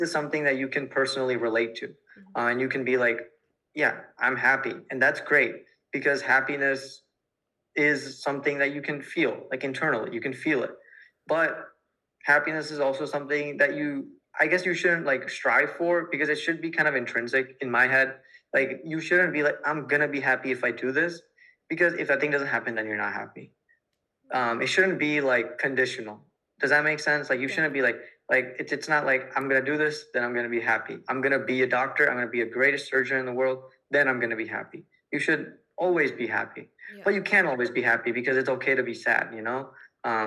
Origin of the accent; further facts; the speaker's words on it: United States; being an Indian American